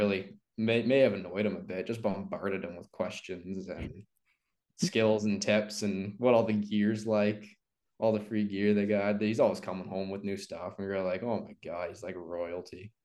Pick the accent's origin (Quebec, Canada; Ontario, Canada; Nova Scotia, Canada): Ontario, Canada; Sarnia; also born or lived in Mississauga; I was born in Mississauga and then came to Sarnia when I was little